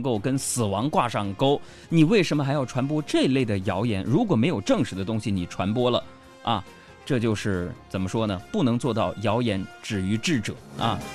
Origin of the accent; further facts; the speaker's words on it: China; 我们中国人